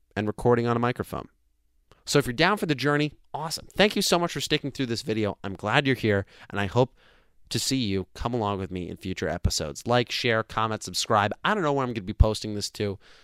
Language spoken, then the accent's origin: English; New Jersey, United States; I'm from New Jersey.